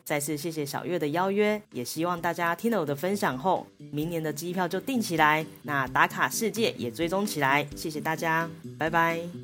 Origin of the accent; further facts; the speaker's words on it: Taiwan; 那亚洲的话呢，就只有我一个台湾人